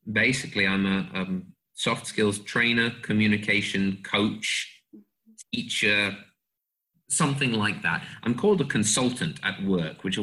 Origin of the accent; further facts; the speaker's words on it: England, United Kingdom; moved away as an adult; also born or lived in United States; now in Slovakia; obviously, those of you who are listening will hear that I am an Englishman. I lived in the US as well, so I don't have the, the pure British accent. And I, I came to Slovakia, where I live now, as an English teacher 2011.